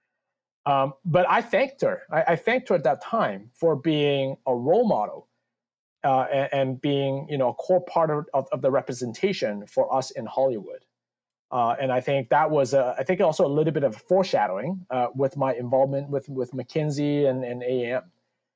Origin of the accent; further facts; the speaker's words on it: Canada; also born or lived in United States / Hong Kong; now in New Jersey, United States; growing up in Canada